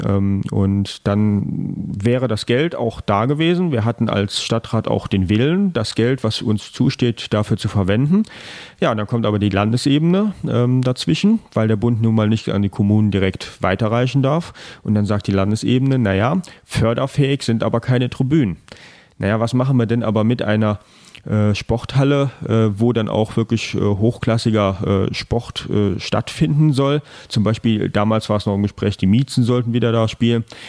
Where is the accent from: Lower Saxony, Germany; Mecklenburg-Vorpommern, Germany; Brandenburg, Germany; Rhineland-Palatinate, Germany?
Rhineland-Palatinate, Germany; Trier; gebürtiger Trierer, Trierer Jung also wirklich, äh, hier aufgewachsen, zur Schule gegangen